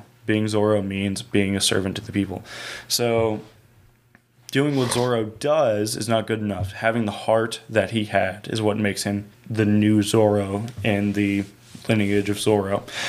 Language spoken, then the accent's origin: English; California, United States; You know how we're Mexican and we're from Southern California?